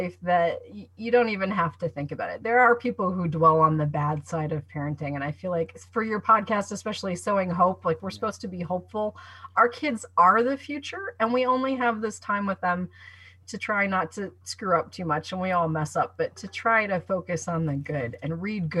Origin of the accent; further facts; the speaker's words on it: Columbus, Ohio, United States; also born or lived in Ann Arbor, Michigan; my hometown